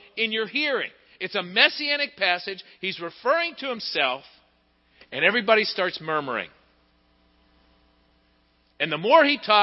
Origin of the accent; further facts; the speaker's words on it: Pittsburgh, Pennsylvania, United States; moved away; going home to Pittsburgh. It's not my home anymore. It hasn't been my home for almost 30 years. It's my hometown. It's where I was born